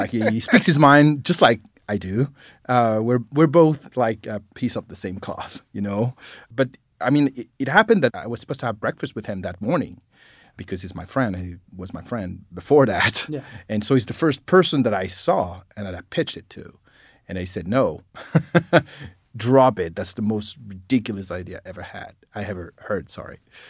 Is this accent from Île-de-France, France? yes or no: yes; Paris, Île-de-France, France; English is a second language; moved away; I grew up in Paris, France.